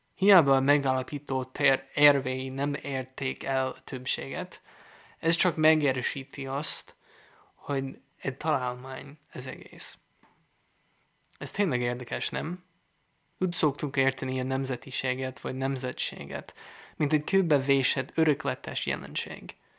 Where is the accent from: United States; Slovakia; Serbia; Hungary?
United States; Hungarian is a second language; moved away; Ahonnan én jövök, Amerika